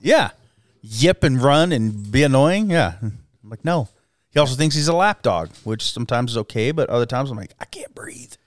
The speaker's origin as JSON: {"language": "English", "town": "Twin Falls", "region": "Idaho", "country": "United States", "tie": "born or raised there", "said": "I grew up in the Twin Falls area"}